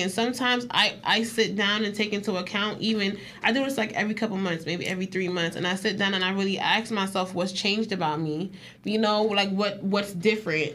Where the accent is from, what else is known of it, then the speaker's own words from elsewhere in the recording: New York, United States; I'm from New York